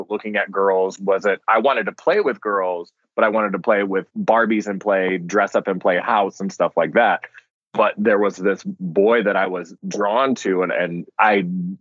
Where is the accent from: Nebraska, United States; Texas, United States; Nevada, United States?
Nebraska, United States; Omaha; now in Nashville, United States; I'm originally from Omaha, Nebraska